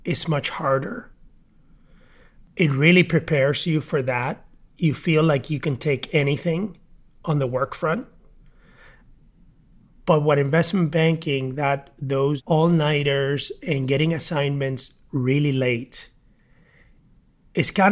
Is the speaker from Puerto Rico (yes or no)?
yes; Mayagüez, Puerto Rico; I grew up in a small town in Puerto Rico, Mayagüez